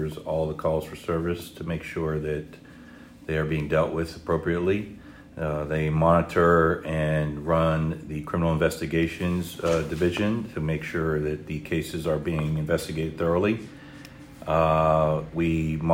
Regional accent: Youngstown, Ohio, United States; moved away as an adult; also born or lived in South Florida; now in Florida, United States; I'm originally from Northeast Ohio, the Youngstown area. It's where I grew up.

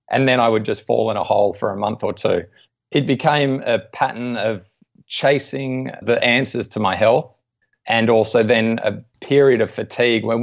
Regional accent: Australia; being an Aussie and interested in sports as well

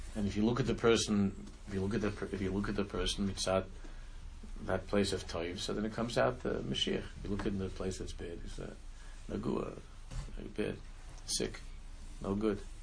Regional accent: Israel; moved away; when I was growing up in Israel, and I was again I lived in Israel

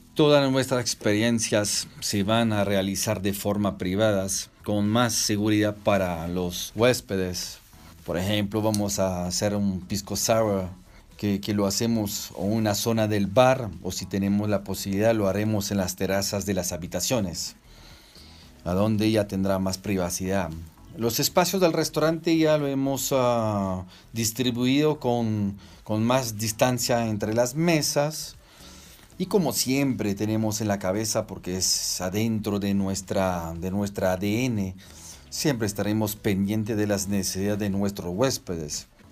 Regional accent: Strasbourg, Grand Est, France; moved away as an adult; also born or lived in Toulouse, France / Paracas, Peru / Urubamba, Peru; now in Peru; Mis orígenes son francés e italiano. Nací en Francia, en Estrasburgo

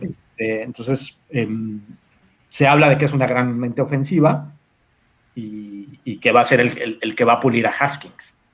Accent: Mexico City, Mexico; yo soy de México eh, y, vivo en México y he estado toda la vida en México

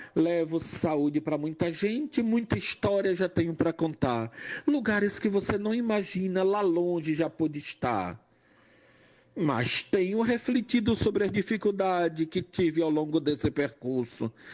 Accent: Jaboatão dos Guararapes, Pernambuco, Brazil; also born or lived in Recife / Salvador; Nasci numa periferia recifense, me criei numa periferia de, do município de Jaboatão, ambos em Recife

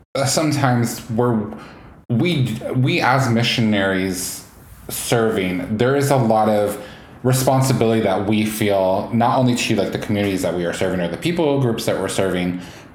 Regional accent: Northwest, Pacific Northwest, United States; we're both from the Northwest. I am first generation in America. And so my cultural background is unique in the fact that I grew up in the Orthodox faith, but then later on became more, I guess, what most people would call Protestant Christian.

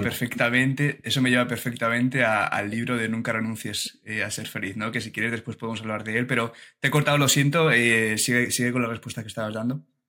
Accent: Alicante, Valencian Community, Spain; yo soy de Alicante y estuve varios años eh, haciendo vela en un club, en un club de vela allí de Alicante

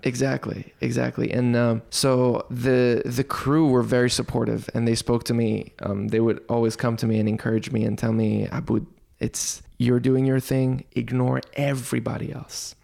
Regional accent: Dukhan, Al Shahaniya, Qatar; Although I grew up here in the Middle East, but I grew up within a Western community in Dukhan on the West Coast

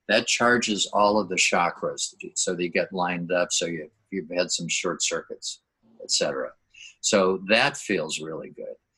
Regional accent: Minnesota, United States; moved away as an adult; now in La Jolla, United States; I grew up in Minnesota

